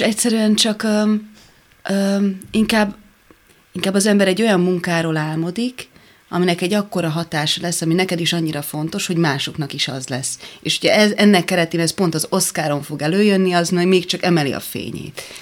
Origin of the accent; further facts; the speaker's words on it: Hungary; ott álltam én magyarként, ilyenkor érzem egy kicsit, hogy magyar vagyok